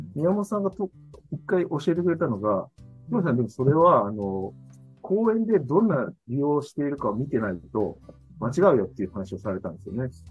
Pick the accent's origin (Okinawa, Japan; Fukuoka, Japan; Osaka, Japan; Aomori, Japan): Fukuoka, Japan; Kitakyushu; born or raised there